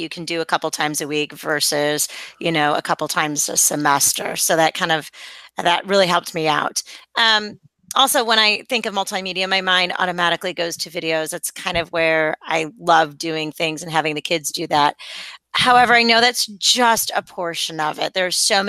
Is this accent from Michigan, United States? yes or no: yes; Detroit, Michigan, United States; I grew up in Detroit, so my heart's always there